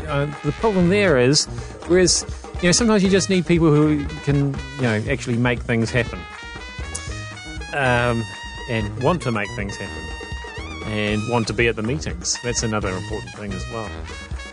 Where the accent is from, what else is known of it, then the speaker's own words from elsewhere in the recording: Hamilton, Waikato, New Zealand; people make fun of my hometown, Hamilton.